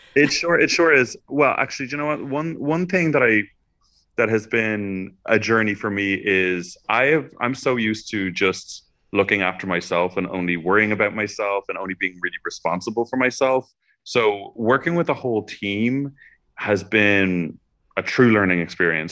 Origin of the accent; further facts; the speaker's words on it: Dublin, Leinster, Ireland; I grew up in Dublin, uh, in Ireland